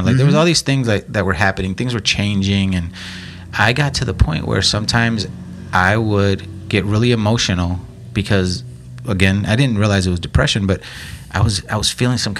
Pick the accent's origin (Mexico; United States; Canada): United States; Lake Station, Indiana; I was from Lake Station